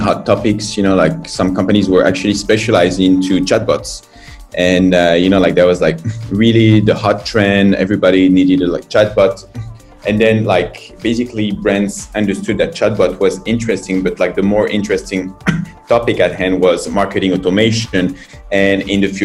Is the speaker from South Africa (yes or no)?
no; France; moved away as an adult; now in China; I'm from France.